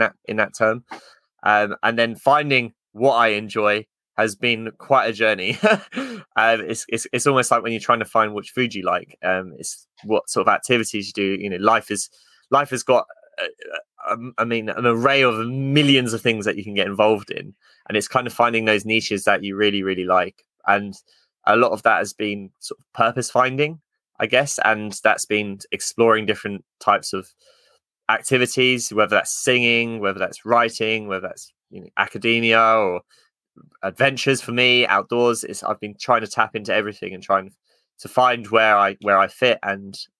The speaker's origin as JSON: {"language": "English", "town": "Luton", "region": "East of England", "country": "United Kingdom", "tie": "born or raised there", "said": "I come from Luton, which is kind of, it's not the nicest of towns"}